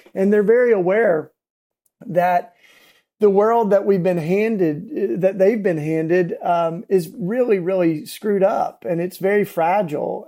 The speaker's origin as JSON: {"language": "English", "region": "East Tennessee", "country": "United States", "tie": "born or raised there", "moved": "yes", "lives_now": "Philadelphia, United States", "said": "I grew up in East Tennessee, down south, and what we call the Bible Belt"}